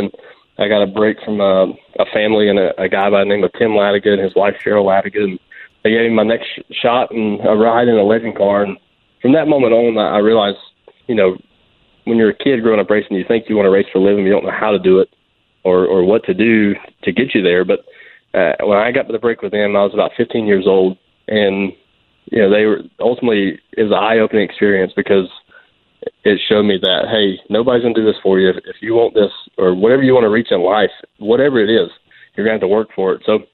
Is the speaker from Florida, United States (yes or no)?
no; Kannapolis, North Carolina, United States; I grew up in Kannapolis, North Carolina, same hometown as Dylan Harden himself